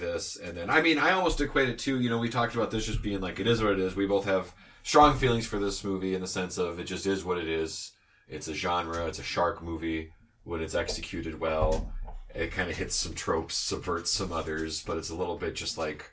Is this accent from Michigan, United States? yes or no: yes; Michigan, United States; I grew up in Michigan, surrounded by lakes